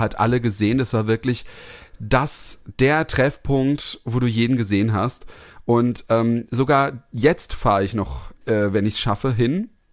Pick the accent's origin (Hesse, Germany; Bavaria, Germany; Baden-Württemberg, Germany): Hesse, Germany; Heppenheim; moved away; also born or lived in Karlsruhe; bin ich da in, in Kirchhausen aufgewachsen, das ist mein Elternhaus